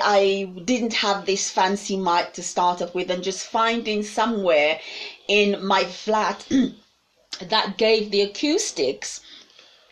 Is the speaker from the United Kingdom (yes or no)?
yes; United Kingdom; we as British people